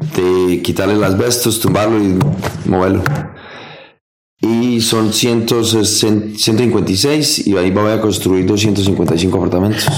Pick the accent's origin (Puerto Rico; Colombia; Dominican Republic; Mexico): Colombia; moved away as an adult; now in United States; yo me fui de Colombia